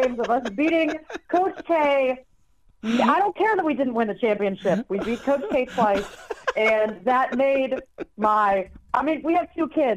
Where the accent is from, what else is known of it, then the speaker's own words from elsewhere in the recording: Raleigh, North Carolina, United States; I'm from Raleigh, North Carolina. Those beaches were my playground growing up.